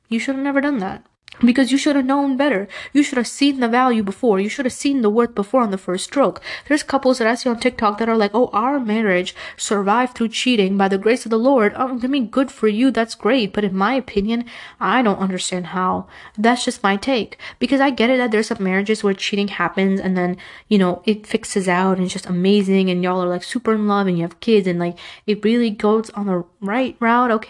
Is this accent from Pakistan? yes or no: yes; Pakistan; And it's not just like Pakistani culture. I'm Pakistani, but it's not just that.